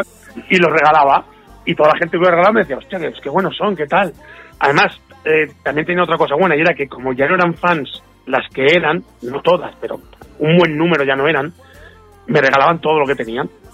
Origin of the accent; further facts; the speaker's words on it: Manises, Valencian Community, Spain; mi pueblo de Manises